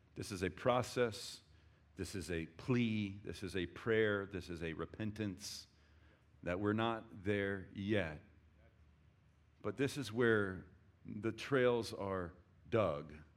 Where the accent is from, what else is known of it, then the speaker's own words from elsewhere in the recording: Texas, United States; I love being a Texan